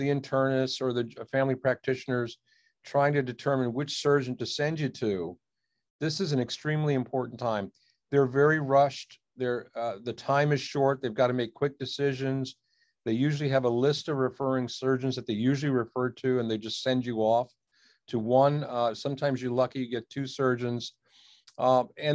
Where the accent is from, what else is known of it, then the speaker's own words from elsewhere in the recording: Washington, District of Columbia, United States; also born or lived in India; I came to this country when I was a year old. And, my parents really came searching for a healthcare solution for a problem in the family. And lo and behold, I grew up in the Washington, D.C. area